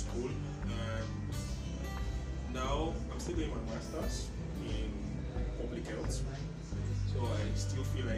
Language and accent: English; Nigeria; because I'm Nigerian.